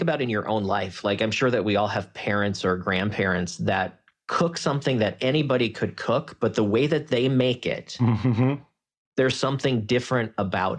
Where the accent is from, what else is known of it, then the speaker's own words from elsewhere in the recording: South Dakota, United States; I grew up in South Dakota